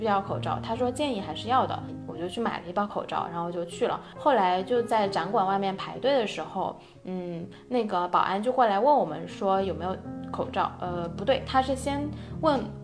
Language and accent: Chinese; China; moved away as an adult; now in Sweden; 我是中国人，然后我在瑞典工作